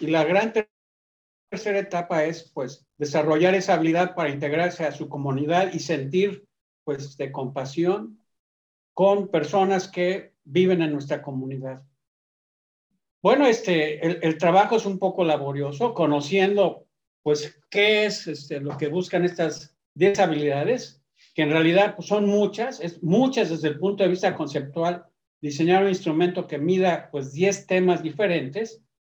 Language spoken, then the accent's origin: Spanish; Mexico; also born or lived in Akron, Ohio, United States; nací en México, eh, a los 18 años tuve que decidir entre la nacionalidad y seleccionar la mexicana